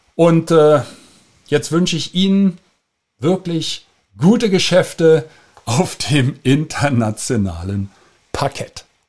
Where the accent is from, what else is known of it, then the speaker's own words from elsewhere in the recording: Germany; wir Deutsche